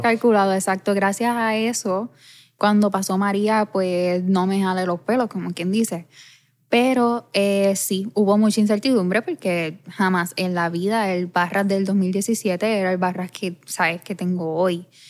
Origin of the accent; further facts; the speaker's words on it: Ponce, Puerto Rico; yo vivo enamorada de mi pueblo